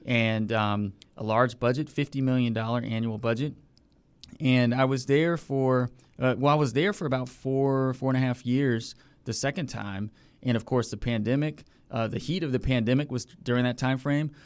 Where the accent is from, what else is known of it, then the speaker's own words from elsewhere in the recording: Vienna, Virginia, United States; moved away as an adult; also born or lived in Richmond, Virginia / Philadelphia; now in Hampton Roads, United States; I grew up in Vienna, Virginia, Northern Virginia, about twenty, thirty minutes outside of D C